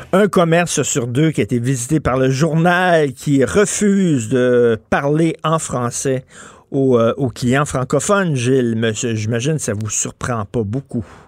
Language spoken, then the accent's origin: French; Quebec, Canada; first language French